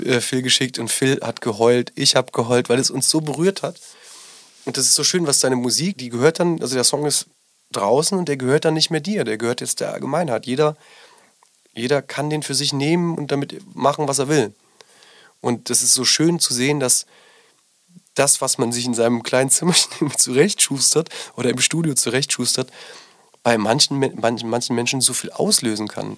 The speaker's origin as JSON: {"language": "German", "region": "Rhineland-Palatinate", "country": "Germany", "tie": "born or raised there", "moved": "yes", "lives_now": "Berlin, Germany", "said": "ich bin in der Pfalz groß geworden"}